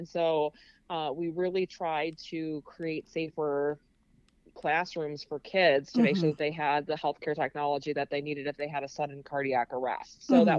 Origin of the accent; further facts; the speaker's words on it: Wisconsin, United States; You know, Wisconsin, where I was, is a lot different back then than it is now.